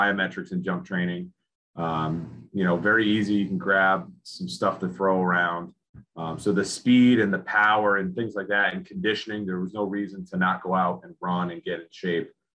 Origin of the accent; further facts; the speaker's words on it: Lincoln, Rhode Island, United States; I grew up in Lincoln, Rhode Island